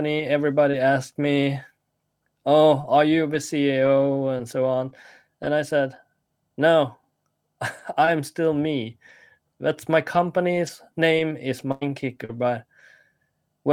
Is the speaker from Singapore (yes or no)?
no; Sweden; when I grew up here in Sweden